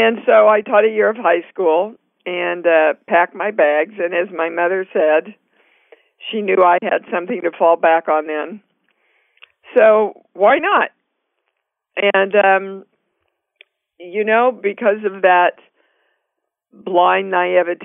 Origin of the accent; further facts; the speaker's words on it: Kansas City, Kansas, United States; moved away as an adult; also born or lived in New York City; I was born and raised in Kansas City, Kansas. Actually, never left Kansas City until I was around 27